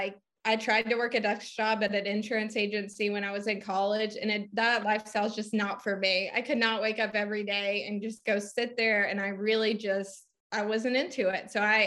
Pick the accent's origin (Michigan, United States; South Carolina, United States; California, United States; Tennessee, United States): South Carolina, United States; Greenville; moved away as an adult; now in Asheville, United States; I am originally from Greenville, South Carolina. That's where I was born and raised.